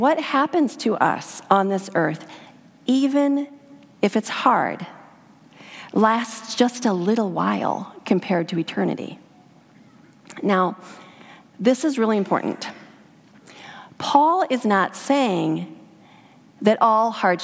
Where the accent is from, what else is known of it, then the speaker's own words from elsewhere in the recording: Idaho, United States; I grew up in Idaho in a backpacking family